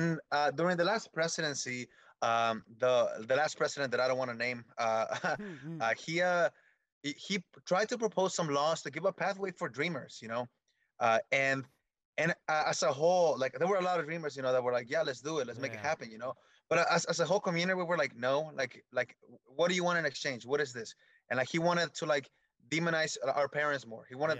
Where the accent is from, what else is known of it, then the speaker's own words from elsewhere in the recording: Michoacán, Mexico; Yeah, I'm from Michoacán, Mexico.